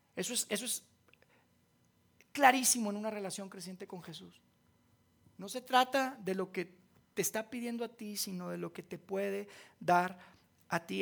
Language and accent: Spanish; Monterrey, Nuevo León, Mexico; accent: golpeado, norteño; now in Mexico City, Mexico; yo no soy de aquí, de Ciudad de México, ¿verdad? porque hablo bien golpeado. Este es de, de Regio, del norte